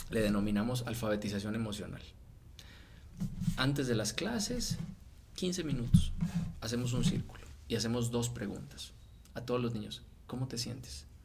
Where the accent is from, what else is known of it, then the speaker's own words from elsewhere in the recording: Mexico; no, no, soy mexicano o sea, neta, soy mexicano, o sea, yo voy a Colombia y me siento como como un turista.